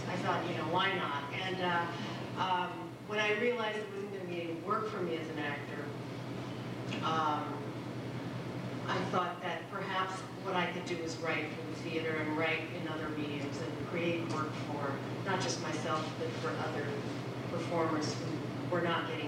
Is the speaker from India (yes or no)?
no; Philippines; moved away; growing up in the Philippines